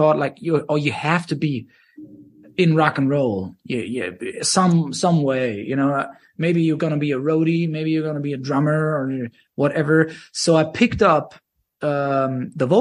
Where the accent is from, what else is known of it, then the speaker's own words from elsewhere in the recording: Germany; I was 17